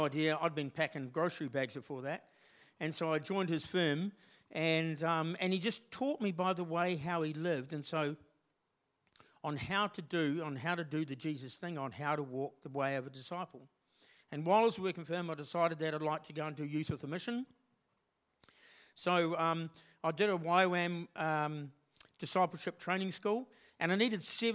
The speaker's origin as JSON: {"language": "English", "town": "Morrinsville", "region": "Waikato", "country": "New Zealand", "tie": "born or raised there", "said": "I'm from Morrinsville in the Waikato. And I was born and bred down there, went to school there"}